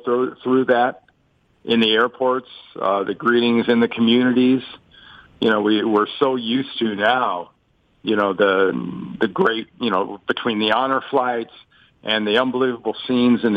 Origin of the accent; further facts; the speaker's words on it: United States; I'm American